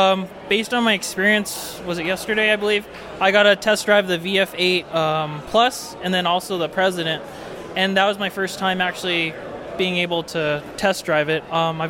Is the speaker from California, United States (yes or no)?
yes; San Diego, California, United States; I was born in San Diego.